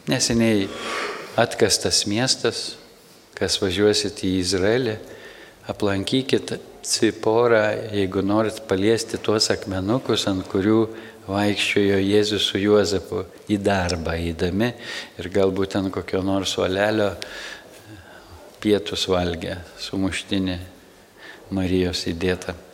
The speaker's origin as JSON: {"language": "Lithuanian", "region": "Samogitia", "country": "Lithuania", "said": "Mes iš Žemaitijos nuvažiavę į Vilnių"}